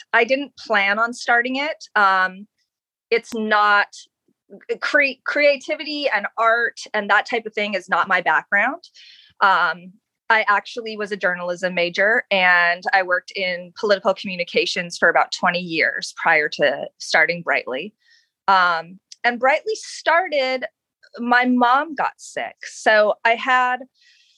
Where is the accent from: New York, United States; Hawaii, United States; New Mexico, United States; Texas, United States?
Hawaii, United States; Honolulu; also born or lived in Los Angeles; now in Northern Virginia, United States; I'm from Honolulu